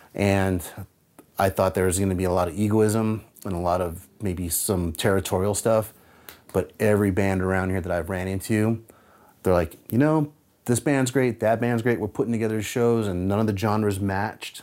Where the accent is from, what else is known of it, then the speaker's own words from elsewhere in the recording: San Francisco Bay Area, California, United States; moved away as an adult; now in Seattle, United States; I grew up in the San Francisco Bay Area during the rise of the thrash metal scene.